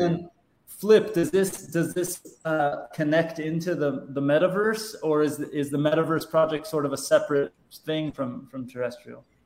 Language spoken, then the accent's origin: English; Southern California, United States; growing up in Southern California